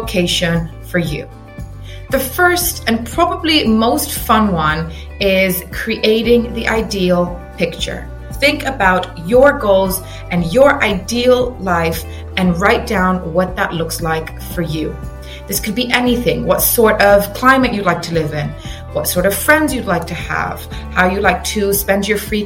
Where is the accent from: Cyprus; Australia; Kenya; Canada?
Cyprus; moved away as an adult; also born or lived in England, United Kingdom / Reading, United Kingdom; now in United Kingdom; I was originally born and raised in Cyprus